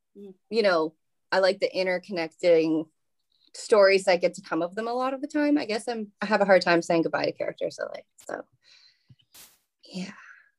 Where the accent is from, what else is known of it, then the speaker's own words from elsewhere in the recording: Canada; I feel like a traitor as a Canadian admitting